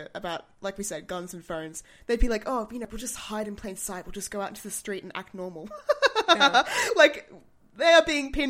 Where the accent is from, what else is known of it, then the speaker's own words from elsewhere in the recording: Australia; when I was born in Australia.